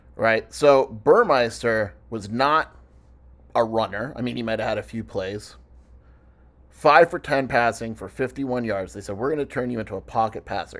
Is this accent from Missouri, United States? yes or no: no; California, United States; I'm in California. I'm from California